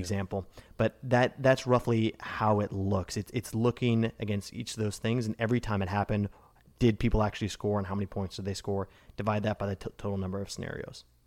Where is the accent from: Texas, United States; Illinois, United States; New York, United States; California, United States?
Illinois, United States; Evanston; in Evanston, Illinois, my hometown